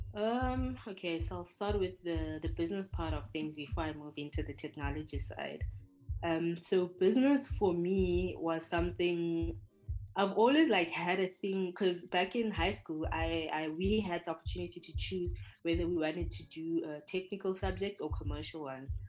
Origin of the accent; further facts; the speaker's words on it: South Africa; moved away as an adult; now in Hungary; I'm from South Africa